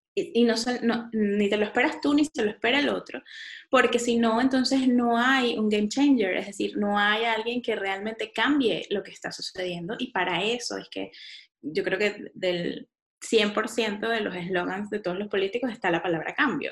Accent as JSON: {"language": "Spanish", "town": "San Antonio de los Altos", "region": "Miranda", "country": "Venezuela", "tie": "born or raised there", "also_born_or_lived": "Caracas", "said": "Yo vivía en San Antonio de los Altos, chiquita, eh, nací en Caracas, pero viví en San Antonio de los Altos"}